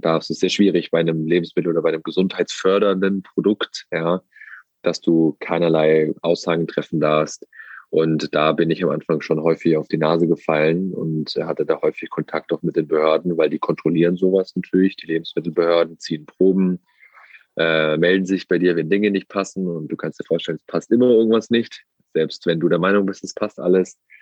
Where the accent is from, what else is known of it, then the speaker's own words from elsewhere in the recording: Wangen im Allgäu, Baden-Württemberg, Germany; sitze hier im schönen Wangen im Allgäu in der Nähe vom Bodensee, wo ich aufgewachsen bin, wo ich wieder lebe und wohne.